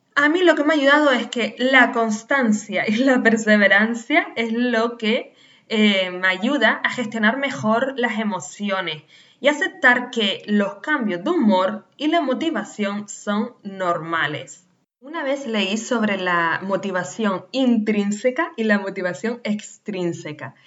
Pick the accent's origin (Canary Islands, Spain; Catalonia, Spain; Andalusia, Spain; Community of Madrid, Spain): Canary Islands, Spain; nacida en Canarias